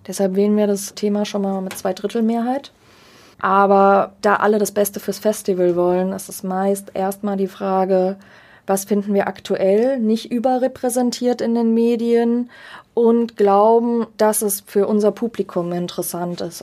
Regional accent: Germany; als Deutsche

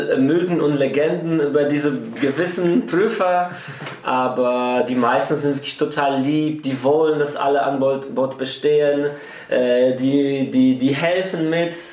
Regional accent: Poland; Und sonst habe ich die Scheine, die Weidensegelscheine in meiner Heimat in Polen gemacht.

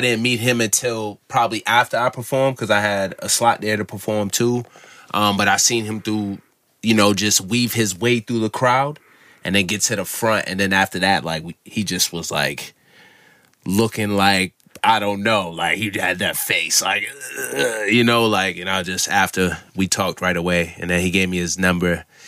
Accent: Massachusetts, United States; also born or lived in Falmouth, Massachusetts / Brockton, Massachusetts / Oakdale, Massachusetts / Onset, Massachusetts; I'm from Massachusetts.

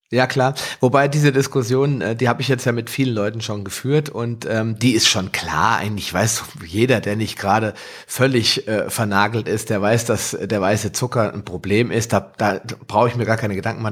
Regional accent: Hesse, Germany; bei uns in Hessen

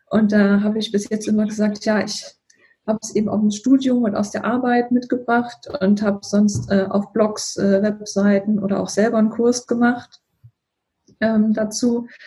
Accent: Thuringia, Germany; Ich bin Aus Thüringen und ähm, wohnen jetzt in Niedersachsen. Und hier, hier gibt es ja, also wo ich wohne, in der Nähe von Hannover, hier ist ja Standardsprache, also Hochdeutsch.

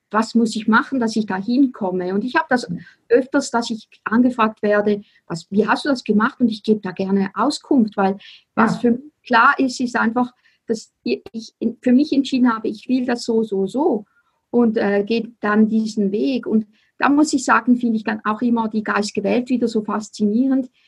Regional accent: Switzerland; accent: Swiss German; first language Swiss German; German is a second language; für mich ist Deutschland, also Deutsch, auch eine Fremdsprache, weil meine Muttersprache ist Schweizerdeutsch.

